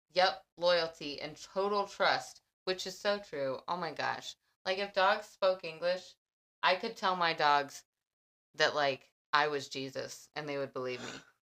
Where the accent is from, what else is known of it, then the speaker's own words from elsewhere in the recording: Texas, United States; as a Texan